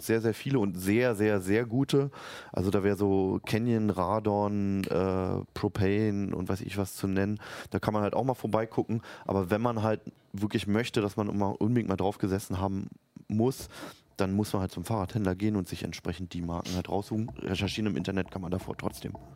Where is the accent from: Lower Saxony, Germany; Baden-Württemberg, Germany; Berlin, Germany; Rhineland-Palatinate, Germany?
Berlin, Germany; moved away as an adult; now in Hannover, Germany; Ich werde nämlich in meine Heimat Berlin zurückgehen nach acht Jahren Hannover